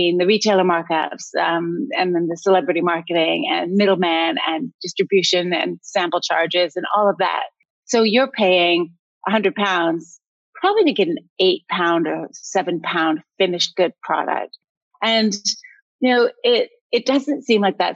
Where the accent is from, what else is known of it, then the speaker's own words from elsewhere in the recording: Canada; moved away; also born or lived in United States; I'm Canadian, but I watched America and lived there for a long time.